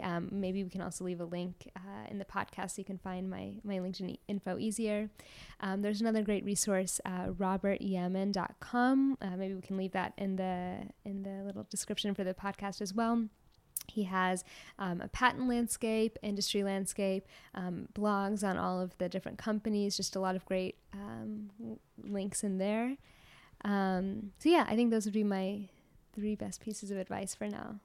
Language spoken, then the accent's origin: English; United States; moved away; also born or lived in Kansas / Texas; I grew up in Kansas and Texas